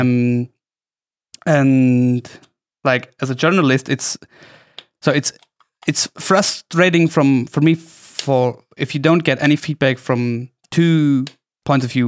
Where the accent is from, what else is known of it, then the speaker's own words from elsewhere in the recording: Oberstdorf, Bavaria, Germany; my hometown, Oberstdorf